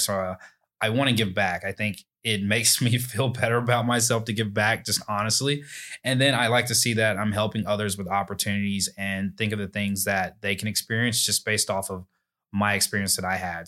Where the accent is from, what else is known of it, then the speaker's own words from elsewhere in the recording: Alabaster, Alabama, United States; I grew up in Alabaster, Alabama